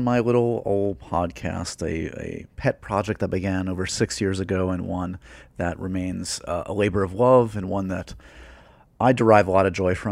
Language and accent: English; New York, United States; growing up in New York